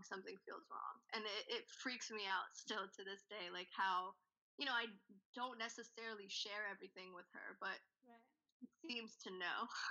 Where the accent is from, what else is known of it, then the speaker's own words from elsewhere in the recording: Nashville, Tennessee, United States; also born or lived in India; we moved from India straight to Nashville when I was six years old, mm and I'd kind of been there ever since, all through college